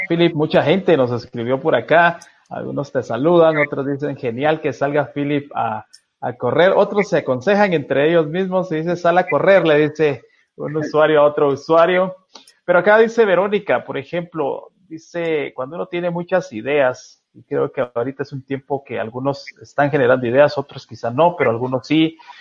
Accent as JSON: {"language": "Spanish", "country": "Guatemala", "said": "soy guatemalteco"}